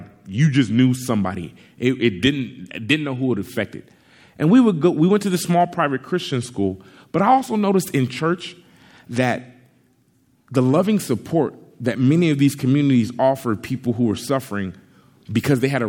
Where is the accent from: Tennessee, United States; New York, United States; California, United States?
California, United States; Compton; I grew up in Compton, California for the first 11 years of my life